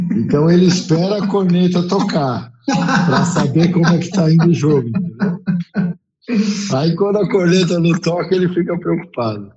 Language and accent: Portuguese; São Paulo, Brazil; sou paulistano